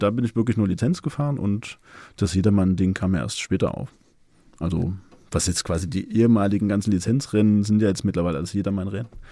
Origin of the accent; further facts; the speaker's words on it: Leipzig, Saxony, Germany; ich komme aus Leipzig, bin 39 Jahre alt